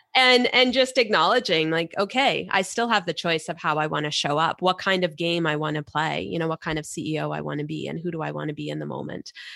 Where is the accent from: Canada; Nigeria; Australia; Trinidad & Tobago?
Canada; we're Canadian